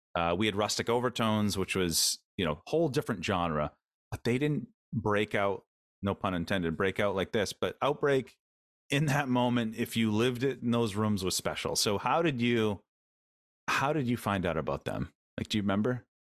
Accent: Maine, United States; we're all from Maine

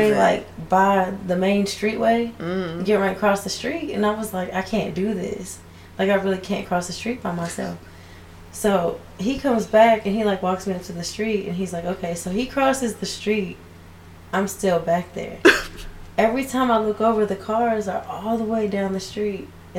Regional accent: Texas, United States; growing up in Texas

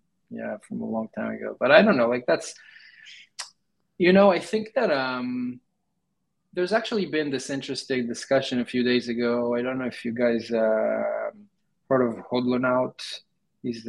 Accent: Israel; moved away as an adult; now in United States; I'm from Israel, and right now I'm in the U.S.

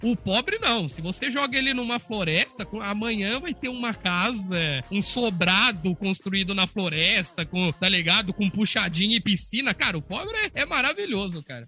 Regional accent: Brazil; eu sou brasileiro

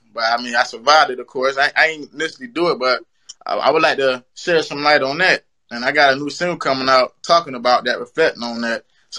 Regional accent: South Carolina, United States; I'm from South Carolina or whatnot, and I'm up here in VA

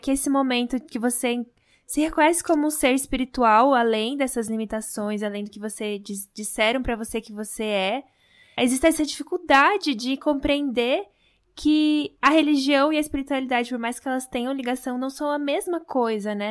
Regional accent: Brazil; como a gente nasceu no Brasil

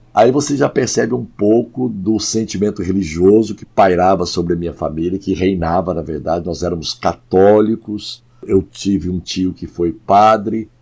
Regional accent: Goiânia, Goiás, Brazil; moved away as an adult; also born or lived in Abadiânia / Trindade / Brasília / São Paulo; now in Rio de Janeiro, Brazil; eu nasci em Abadiânia, com três anos fui para Trindade, com sete anos fui para Goiânia. Ah, em Goiânia eu me converti e me formei na faculdade, me casei

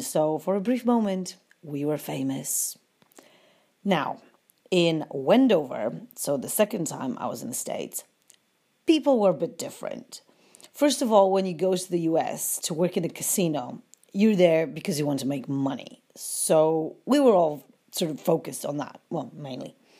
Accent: Łódź, Łódź Voivodeship, Poland; moved away as an adult; I was from Wooch and my dad was a policeman

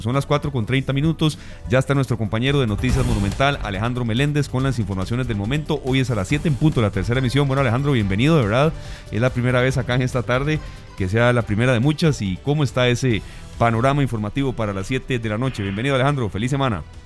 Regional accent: Costa Rica; como, costarricenses

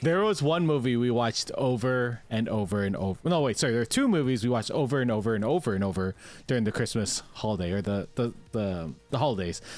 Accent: Canada; we are Canadian

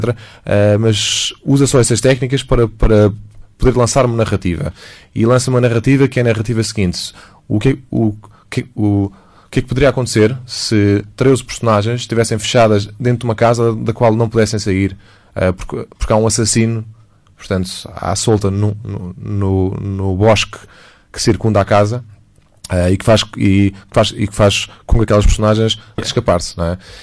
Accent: Portugal; also born or lived in United States; eu sou português

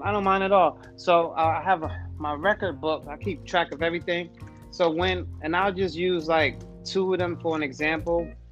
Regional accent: New York City, New York, United States; moved away as an adult; now in Virginia, United States; I'm originally from New York. I'm from Brooklyn, New York. Uh, I I've, I've been in Virginia for about the past three to four years

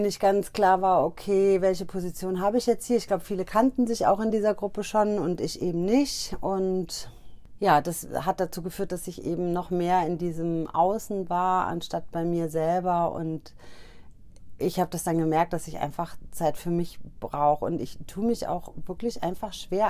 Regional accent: Hesse, Germany; Ich komme ja aus Hessen

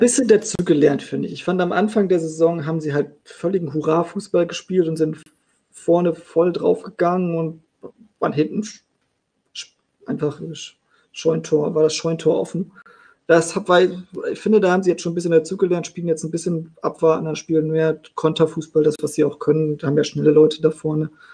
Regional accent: the North, Northern Germany, Germany; Ich komme ja aus dem Norden. Da war Bremen immer so der nächste Bundesliga-Verein

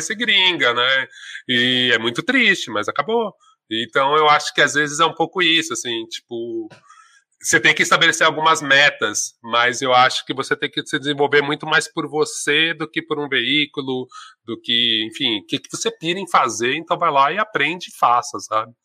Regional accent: São Paulo, Brazil; sou do Ipiranga, da Vila das Mercês, paulistano, preto

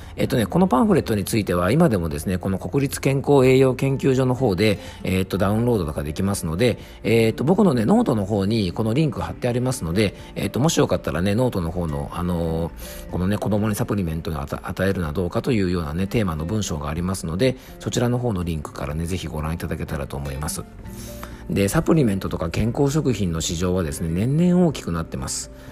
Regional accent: Yamanashi, Japan; FM 甲府、僕の地元のね、山梨県にある FM 局

